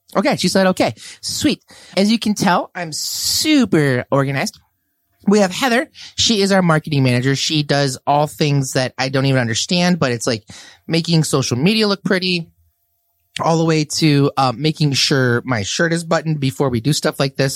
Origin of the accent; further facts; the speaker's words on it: Red Wing, Minnesota, United States; also born or lived in Saint Cloud, Minnesota / Champlin, Minnesota; I grew up in Red Wing, Minnesota